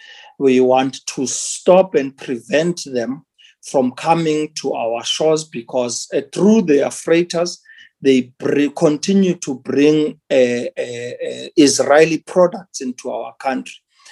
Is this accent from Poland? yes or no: no; South Africa